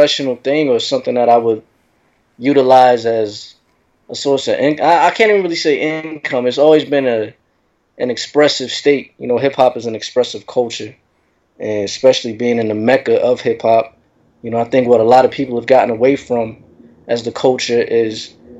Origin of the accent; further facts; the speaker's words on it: San Diego, California, United States; moved away as an adult; also born or lived in Temecula, California / Murrieta, California; now in Queens, New York, United States; My hometown. I'm originally from San Diego, California.